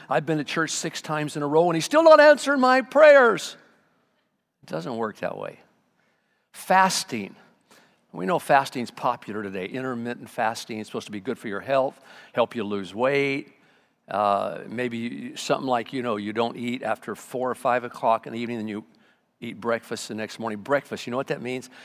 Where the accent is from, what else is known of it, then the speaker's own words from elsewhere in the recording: Arvin, California, United States; moved away; I was raised in Arvin a lot